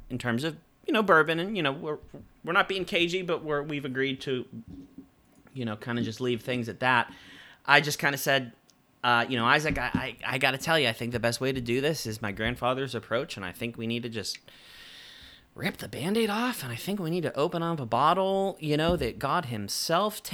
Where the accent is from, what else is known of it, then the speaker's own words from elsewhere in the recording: Pittsburgh, Pennsylvania, United States; We grew up in Pittsburgh